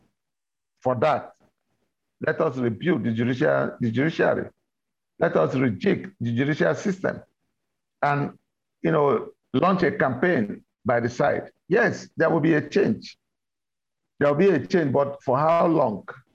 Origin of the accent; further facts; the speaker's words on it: Nigeria; our own country